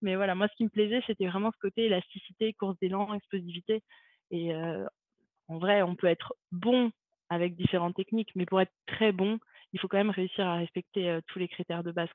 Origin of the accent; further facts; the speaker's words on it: Montpellier, Occitania, France; moved away as an adult; also born or lived in Saint-Raphaël; je suis née à Montpellier et euh, j'ai grandi à Montpellier